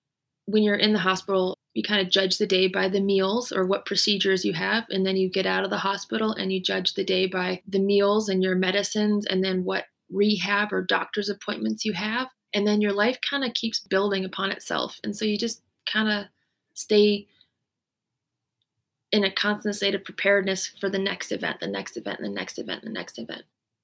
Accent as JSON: {"language": "English", "country": "Canada", "also_born_or_lived": "United States", "said": "You could say partly maybe I'm Canadian and I'm American, so maybe that mixture also made me more resilient."}